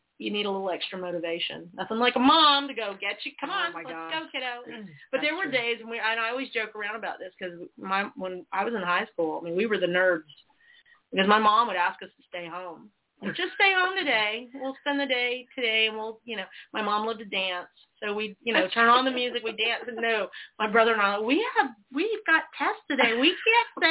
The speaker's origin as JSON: {"language": "English", "region": "Georgia", "country": "United States", "tie": "born or raised there", "also_born_or_lived": "South Carolina", "said": "I grew up partially in South Carolina and then in Georgia"}